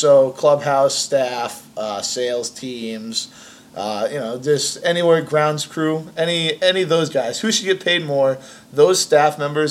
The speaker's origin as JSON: {"language": "English", "region": "New England", "country": "United States", "said": "I'm from New England, man. We drink nonstop."}